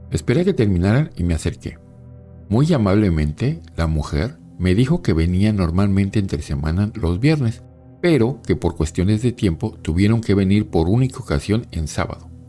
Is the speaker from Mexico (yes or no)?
yes; Mexico City, Mexico; also born or lived in Buenos Aires; Soy originario de la Ciudad de México. Quiero contarles una experiencia que tuve cuando viví en Buenos Aires, Argentina, hace un par de años.